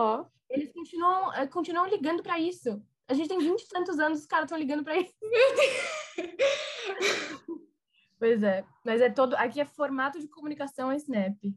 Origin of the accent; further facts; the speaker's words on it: Brazil; moved away as an adult; also born or lived in New Orleans, Louisiana; eu sou do Brasil